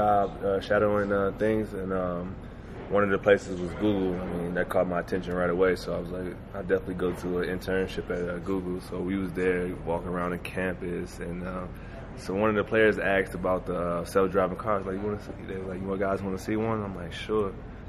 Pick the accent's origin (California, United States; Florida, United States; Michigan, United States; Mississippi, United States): Michigan, United States; now in Denver, United States; I grew up fishing in Michigan